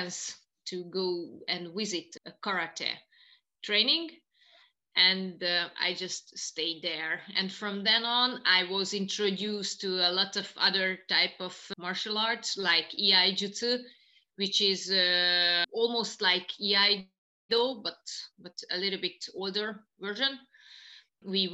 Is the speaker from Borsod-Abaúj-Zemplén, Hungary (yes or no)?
yes; Tiszaújváros, Borsod-Abaúj-Zemplén, Hungary; also born or lived in Japan; I'm from Hungary originally.